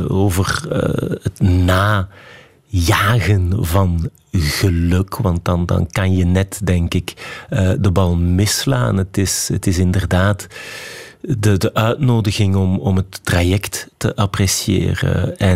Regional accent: Flanders, Belgium; now in Liège, Belgium; ik vind dat we als Vlamingen Wallonië onvoldoende goed kennen. Hè. Ik, ik woon nu inderdaad in Luik.

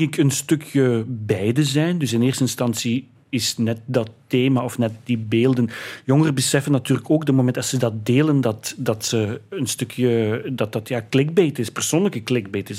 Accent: Heusden, Flanders, Belgium; in heusden het dorp waar ik vandaan kom

